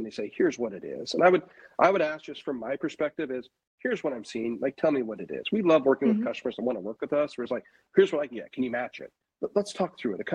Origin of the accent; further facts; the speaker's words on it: Portland, Oregon, United States; also born or lived in California; now in Lake Oswego, United States; where I grew up in Southeast Portland